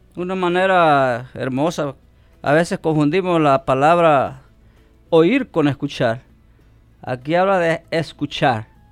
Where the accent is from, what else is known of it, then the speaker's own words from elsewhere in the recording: El Salvador; now in Omaha, United States; soy salvadoreño